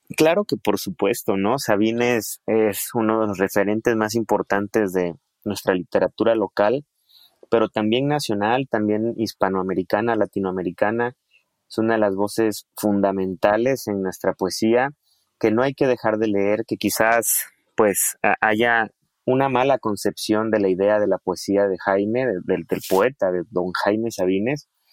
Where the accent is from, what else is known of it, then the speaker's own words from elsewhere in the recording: Chiapas, Mexico; los que somos de aquí de Chiapas